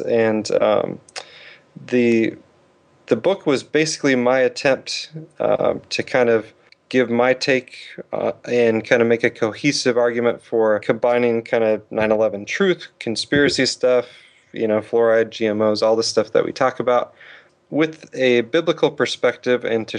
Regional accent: Hood River, Oregon, United States; James Evan Pilato obviously is from Portland, and I grew up in Hood River, about 60 miles away from there.

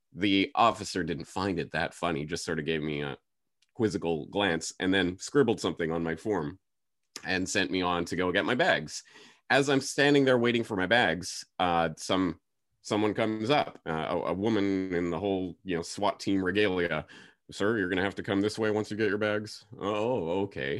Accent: Canada; moved away as an adult; now in Japan; I'm a Canadian citizen, so got my Canadian passport.

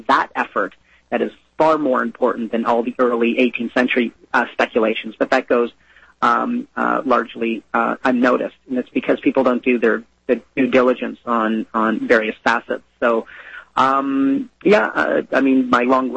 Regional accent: Canada; I'm Canadian.

